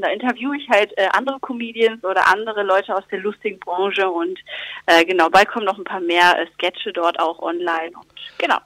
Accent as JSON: {"language": "German", "town": "Lüdenscheid", "region": "North Rhine-Westphalia", "country": "Germany", "tie": "born or raised there", "said": "in meiner Heimat im Sauerland"}